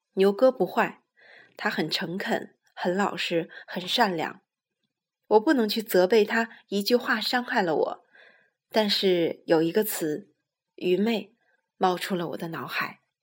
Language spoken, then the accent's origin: Chinese; Shijiazhuang, Hebei, China; now in Beijing, China; 我的家乡石家庄每年的雾霾天比北京还多